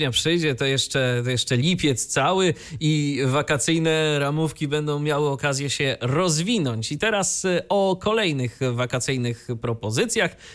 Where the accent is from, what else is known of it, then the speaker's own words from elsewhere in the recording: Iława, Warmian-Masurian Voivodeship, Poland; No moje rodzinne miasto!